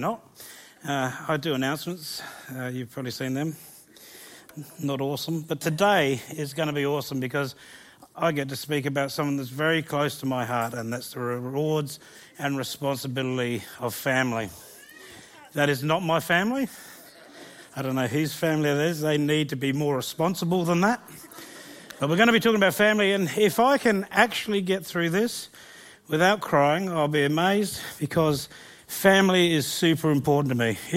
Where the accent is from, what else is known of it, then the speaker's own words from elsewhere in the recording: Gawler, South Australia, Australia; also born or lived in Southampton, England / Elizabeth Downs; We moved from Elizabeth Downs to our first house in Gawler East, and there I basically lived there my whole life since. I went to school at Gawler High